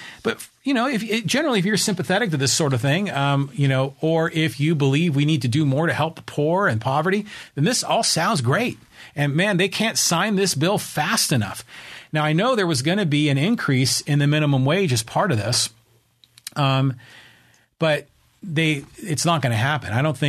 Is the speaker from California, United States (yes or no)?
yes; Burlingame, California, United States; I was raised in Burlingame, and I remember they built BART, and it was always on the East Bay.